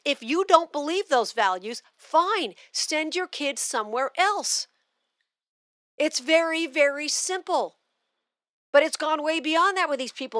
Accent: Las Vegas, Nevada, United States; also born or lived in Missouri; Vegas, which is my hometown

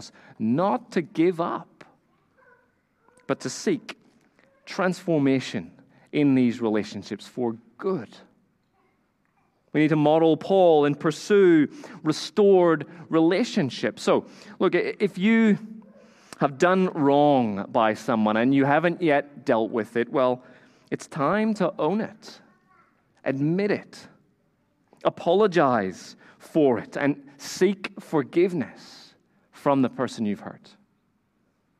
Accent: Northern Ireland, United Kingdom; I grew up in Northern Ireland

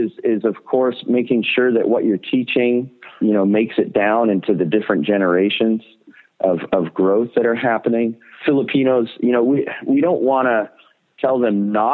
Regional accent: Canada; other Canadians, like, you know, my own people group

